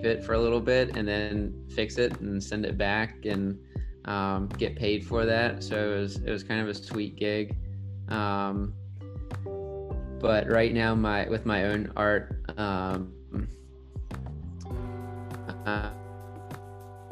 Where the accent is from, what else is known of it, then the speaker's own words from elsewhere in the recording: Norfolk, Virginia, United States; I'm from Norfolk